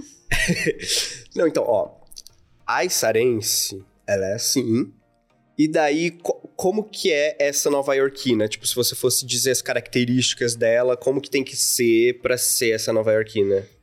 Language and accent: Portuguese; interior of Santa Catarina, Brazil; now in São Paulo, Brazil; Eu, eu vim do, do interior de Santa Catarina